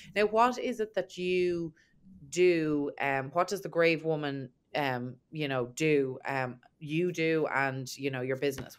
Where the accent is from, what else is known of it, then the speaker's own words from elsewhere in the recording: Ireland; I'm obviously from Ireland